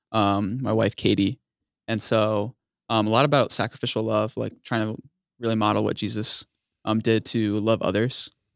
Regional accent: United States; I'm from the Quad Cities, Illinois, Iowa border.

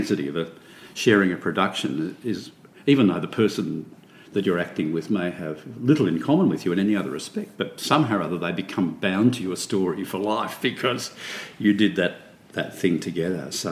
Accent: Melbourne, Victoria, Australia; I grew up, my strongest memories in growing up were in a milk bar in Garden Vale, 151 Martin Street

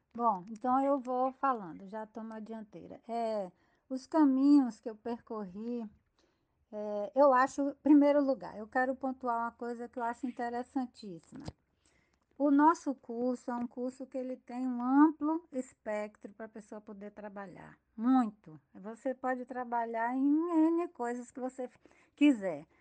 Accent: Salvador, Bahia, Brazil; moved away as an adult; also born or lived in Paraná; now in Feira de Santana, Brazil; eu fiquei 18 anos depois de casada fora da Bahia e eu sou de Salvador

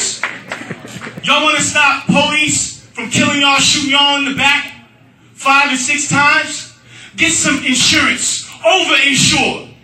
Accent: Atlanta, Georgia, United States; I'm from Atlanta

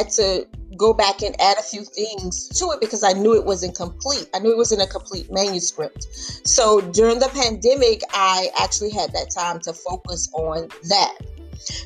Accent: Louisiana, United States; my family, my hometown in Louisiana

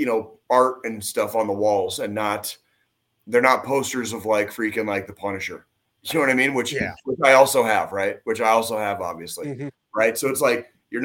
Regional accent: Tucson, Arizona, United States; now in Kansas City, United States; I grew up where I grew up in Tucson

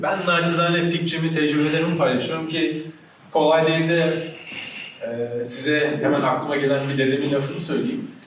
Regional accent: Ankara, Turkey; Çay yolunda büyüdüm.

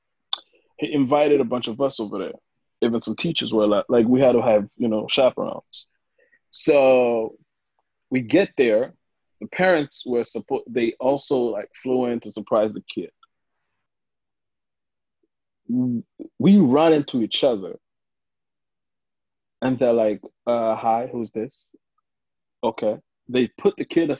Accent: Rwanda; now in Charlotte, United States; I'm from Rwanda

